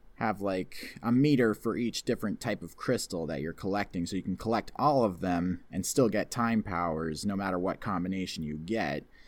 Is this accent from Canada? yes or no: yes; Canada; also born or lived in near Toronto; I'm living in the section of Canada that's very Americanized. I mean, I live close to Toronto